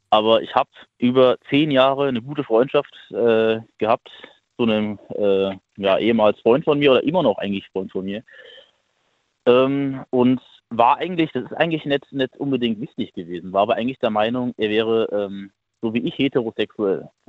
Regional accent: Hesse, Germany; ja, ich komme hier aus der Nähe von Bad Homburg. Das ist im Taunus.

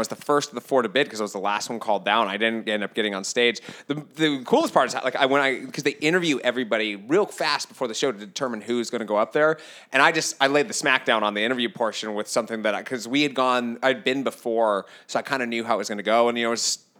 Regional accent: Solvang, California, United States; now in Los Angeles, United States; I was born in Solvang

